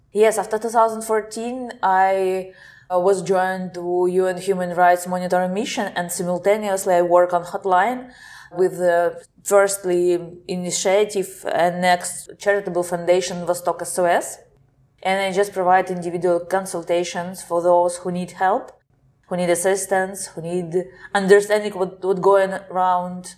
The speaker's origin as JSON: {"language": "English", "town": "Simferopol", "region": "Crimea", "country": "Ukraine", "moved": "as an adult", "lives_now": "Kyiv, Ukraine", "said": "I'm from Simferopol. It's the capital of Autonomous Republic of Crimea."}